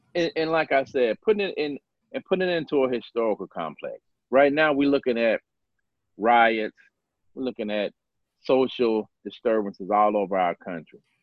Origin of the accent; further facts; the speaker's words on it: Starkville, Mississippi, United States; I was born and raised in Mississippi.